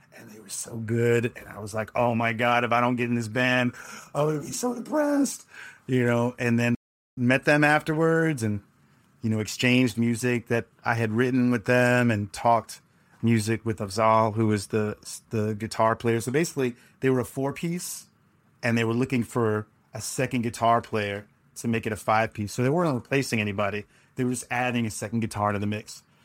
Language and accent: English; New York City, New York, United States; moved away as an adult; also born or lived in San Juan, Puerto Rico / Los Angeles; I was raised in New York City like, like many Puerto Ricans